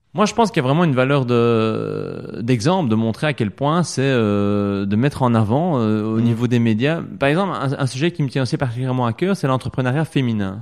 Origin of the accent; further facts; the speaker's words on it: Belgium; ancré chez nous en Wallonie et à Bruxelles